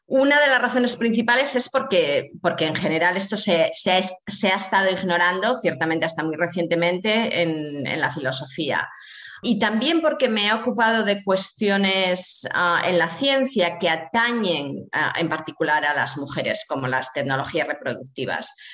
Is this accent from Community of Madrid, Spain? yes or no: no; Asturias, Spain; Ah, me crié en Asturias, en el norte de España, ah, en una zona en la cuenca minera. Ah, mi padre era minero del carbón, así que soy de clase obrera.